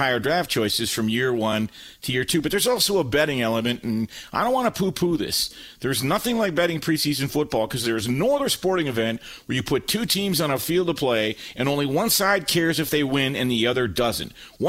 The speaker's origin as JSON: {"language": "English", "region": "California", "country": "United States", "tie": "born or raised there", "also_born_or_lived": "Detroit, Michigan, United States", "lives_now": "Novi, United States", "said": "Well, I'd say Southern California because that's where I matriculated, as Hank Stram would say. But I was born in Detroit, Michigan."}